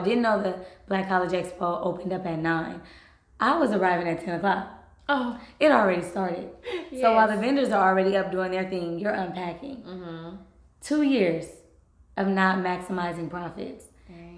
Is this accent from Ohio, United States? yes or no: no; Los Angeles, California, United States; Los Angeles is my hometown